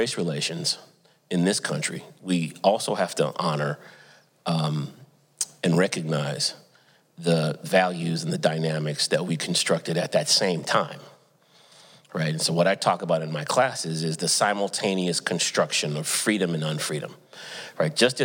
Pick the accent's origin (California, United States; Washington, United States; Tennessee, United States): California, United States; Santa Barbara; moved away as an adult; also born or lived in Atlanta, Georgia / Durham, North Carolina; I grew up in Southern California, Santa Barbara, California